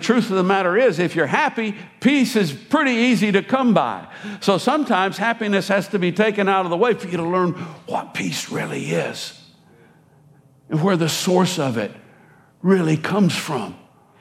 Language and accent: English; United States; I am American